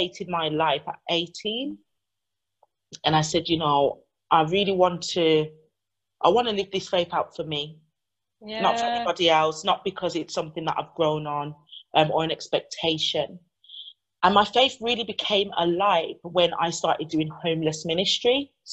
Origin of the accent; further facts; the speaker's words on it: United Kingdom; also born or lived in Jamaica (ancestry) / Chicago, United States; My parents were born here and I'm a third generation descendant from that beautiful island. So that's what I identify as. I'm British Caribbean.